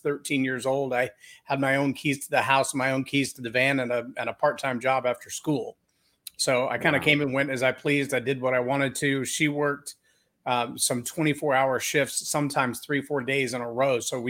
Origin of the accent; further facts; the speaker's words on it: Lampasas, Texas, United States; I was born and raised in Central Texas in a little town called Lamb Passes, small town.